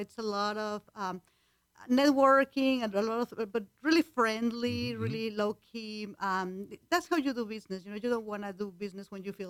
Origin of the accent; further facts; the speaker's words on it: Mexico; first language Spanish; English is a second language; moved away as an adult; now in United States; Okay, well, I was born and raised in Mexico, so right. Spanish is my first language.